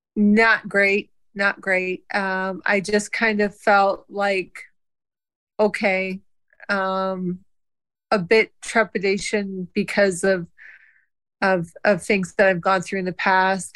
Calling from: South Bend, Indiana, United States; I'm calling in from South Bend, Indiana.

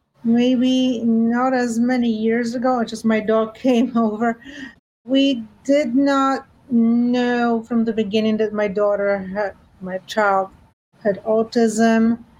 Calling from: New York, United States; I am calling in from New York.

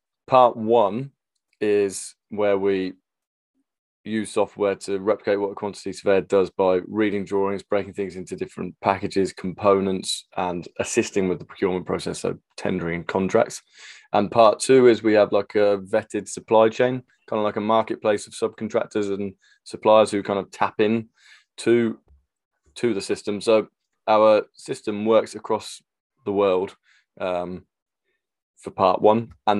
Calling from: London, United Kingdom; I'm calling in from North London

